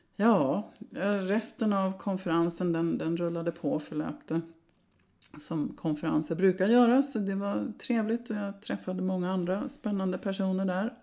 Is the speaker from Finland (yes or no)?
no; Sweden